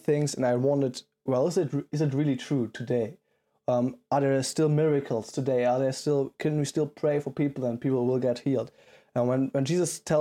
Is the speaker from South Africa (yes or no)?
no; Germany; I'm from Germany